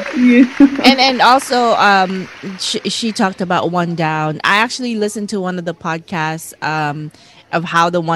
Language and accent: English; Philippines; as Filipino women